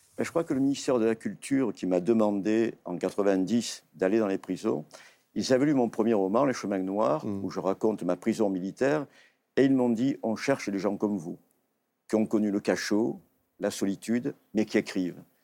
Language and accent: French; Provence-Alpes-Côte d'Azur, France; j'étais provençal comme lui